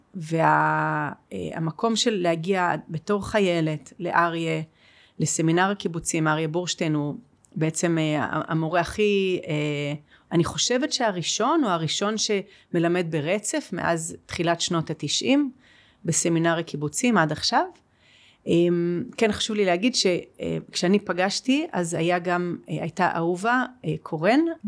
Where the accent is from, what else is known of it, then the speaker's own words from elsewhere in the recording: Jerusalem, Jerusalem District, Israel; אני גם גדלתי בירושלים